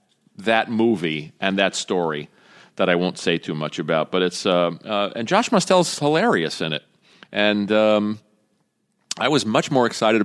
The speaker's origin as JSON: {"language": "English", "town": "New York City", "region": "New York", "country": "United States", "tie": "born or raised there", "said": "I grew up in Brooklyn, too."}